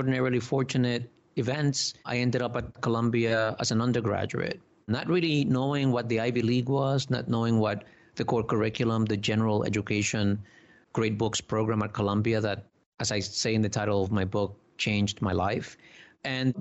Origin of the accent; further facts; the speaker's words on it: Dominican Republic; now in United States; I was born in the Dominican Republic, you know, an island